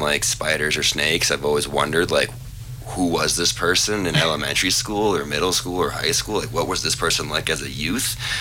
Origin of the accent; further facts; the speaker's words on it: Washington, District of Columbia, United States; moved away as an adult; also born or lived in Leadville; now in Telluride, United States; born raised Washington, D.C.